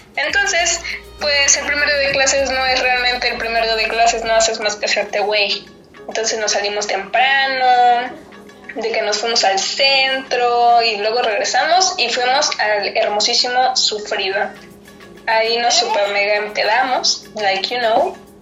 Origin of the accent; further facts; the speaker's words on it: Cancún, Quintana Roo, Mexico; soy de Cancún